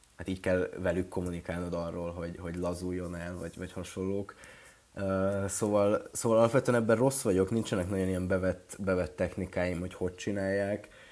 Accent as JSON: {"language": "Hungarian", "town": "Ajka", "region": "Veszprém County", "country": "Hungary", "tie": "born or raised there", "moved": "as an adult", "said": "én is ajkai vagyok, vagyis hát ajkán születtem, meg ott éltem 18 évig"}